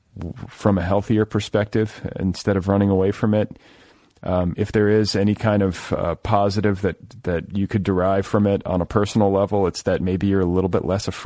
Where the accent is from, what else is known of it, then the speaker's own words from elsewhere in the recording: Midwest, United States; now in Los Angeles, United States; I grew up in the Midwest and I go back there to visit